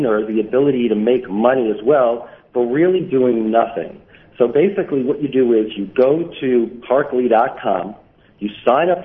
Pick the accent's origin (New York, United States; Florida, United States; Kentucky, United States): New York, United States; Brooklyn; born or raised there